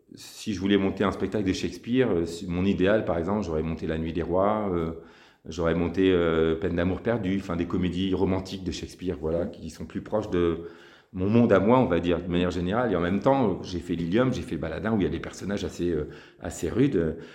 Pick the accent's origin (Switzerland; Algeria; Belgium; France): France; Lille, Hauts-de-France; moved away as an adult; also born or lived in Paris; je suis originaire de Lille